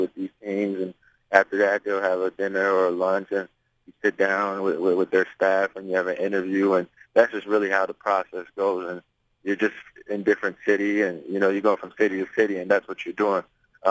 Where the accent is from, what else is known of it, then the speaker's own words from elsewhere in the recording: Toronto, Ontario, Canada; I grew up in Blake Street, you know, Lower East Side in Toronto.